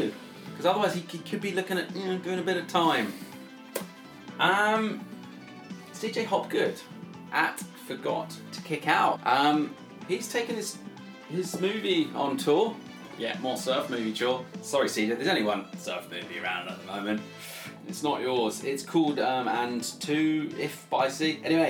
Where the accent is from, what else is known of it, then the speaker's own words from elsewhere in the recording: Australia; I'm Aussie, so I'm independent of the whole scene.